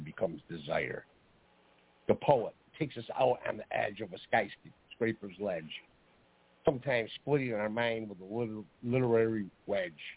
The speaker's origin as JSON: {"language": "English", "town": "Geneva", "region": "New York", "country": "United States", "tie": "born or raised there", "said": "I grew up in Geneva, New York"}